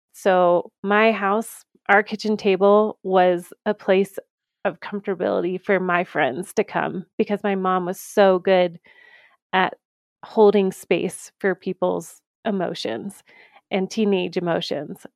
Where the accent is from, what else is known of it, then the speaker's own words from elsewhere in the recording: Georgia, United States; moved away as an adult; also born or lived in Saint Augustine, Florida; now in Colorado, United States; I grew up in Georgia, um, you know, go Bulldogs right here